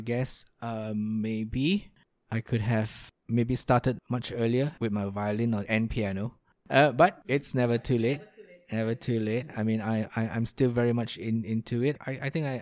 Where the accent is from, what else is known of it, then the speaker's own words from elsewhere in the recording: Kuantan, Pahang, Malaysia; I grew up in a small town in Malaysia called Kuantan. That is still home to me